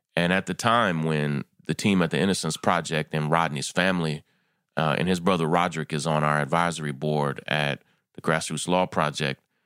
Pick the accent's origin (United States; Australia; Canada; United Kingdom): United States; Kentucky; I'm from Kentucky